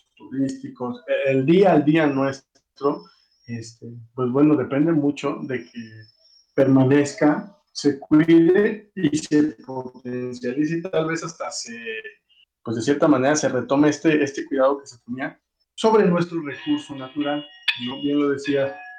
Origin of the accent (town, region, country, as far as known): Mexico